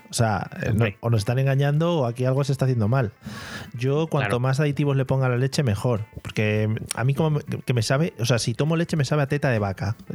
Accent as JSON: {"language": "Spanish", "country": "Spain", "said": "Es una cosa que, como buen español, también te digo, 9 de la noche"}